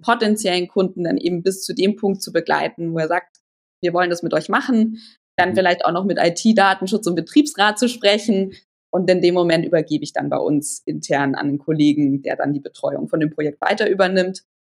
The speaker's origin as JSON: {"language": "German", "area": "near Holzkirchen", "region": "Bavaria", "country": "Germany", "tie": "born or raised there", "also_born_or_lived": "Weilheim", "said": "Ich bin aufgewachsen in der Nähe von Holzkirchen. Da war ich die ersten zehn Jahre von, in meinem Leben und dann ging es irgendwann Richtung Weilheim. Ähm, auch wieder immer noch Nähe München"}